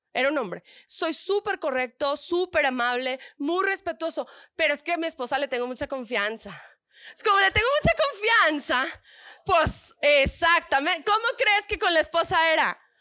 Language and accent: Spanish; northern Mexico, Mexico; accent: norteña; Yo soy soy del norte